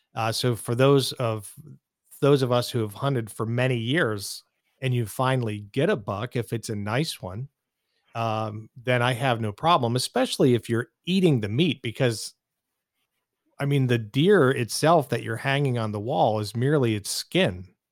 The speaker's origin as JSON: {"language": "English", "area": "east of Pittsburgh", "region": "rural Pennsylvania", "country": "United States", "tie": "born or raised there", "moved": "yes", "lives_now": "Phoenix, United States", "said": "I grew up in, uh, the rural, uh, parts of Pennsylvania, about thirty miles or so, I would say, uh, east of the city of Pittsburgh"}